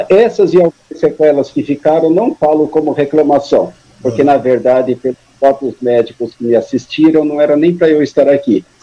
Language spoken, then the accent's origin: Portuguese; São Paulo, Brazil; moved away as an adult; also born or lived in Paraná; now in Suzano, Brazil; vim para São Paulo muito criança, me criei em São Paulo, me considero paulistano